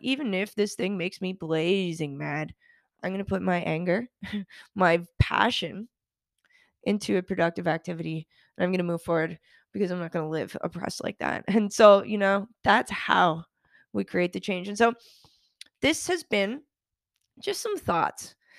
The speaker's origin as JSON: {"language": "English", "country": "Canada", "moved": "yes", "lives_now": "United States", "said": "Being Canadian and also doing a lot of work in Europe"}